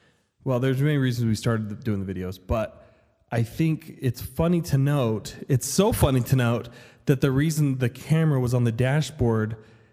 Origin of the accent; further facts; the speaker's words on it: Las Vegas, Nevada, United States; now in Idaho, United States; I'm from Las Vegas, and fall's just different. And here in Idaho